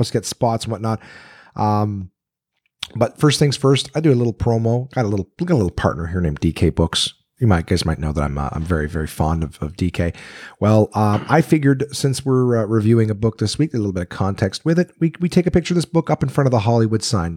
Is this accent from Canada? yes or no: yes; Canada; now in United States; I'm a Canadian